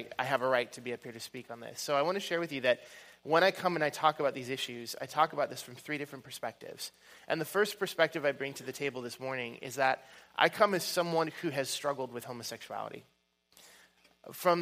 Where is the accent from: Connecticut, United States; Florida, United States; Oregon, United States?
Oregon, United States; I'm from Oregon and the West Coast